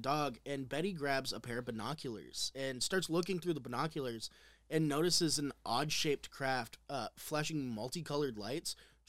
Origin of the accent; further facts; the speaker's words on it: Indiana, United States; Cornbread Road, which Cornbread Road is an actual town in my hometown, or an actual road in my hometown.